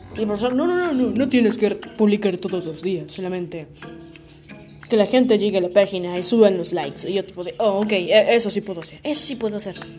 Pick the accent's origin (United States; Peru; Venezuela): Peru; Así somos, los peruanos